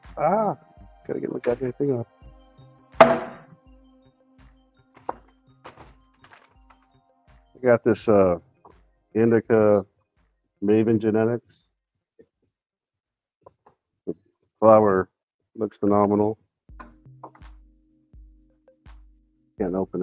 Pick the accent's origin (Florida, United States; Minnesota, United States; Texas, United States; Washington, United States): Washington, United States; Seattle; I'm from Seattle